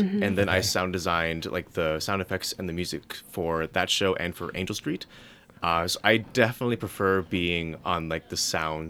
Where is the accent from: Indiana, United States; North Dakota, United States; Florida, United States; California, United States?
North Dakota, United States; Fargo; also born or lived in Moorhead, Minnesota; I'm from Fargo, North Dakota, Minnesota area.